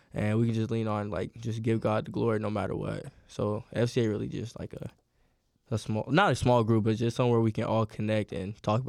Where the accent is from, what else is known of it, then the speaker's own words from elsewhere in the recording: Atlanta, Georgia, United States; I'm from Northwest Atlanta.